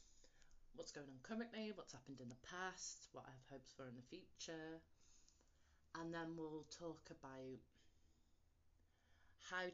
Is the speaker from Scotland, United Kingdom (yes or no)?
no; West Midlands, United Kingdom; I was born in England, the West Midlands to be more, to be precise.